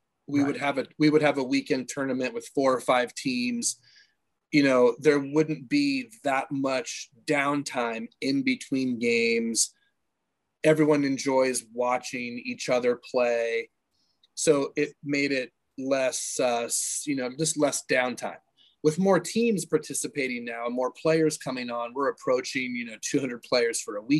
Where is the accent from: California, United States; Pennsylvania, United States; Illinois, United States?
California, United States; San Diego; Growing up in San Diego, I was playing baseball year round, going to the beach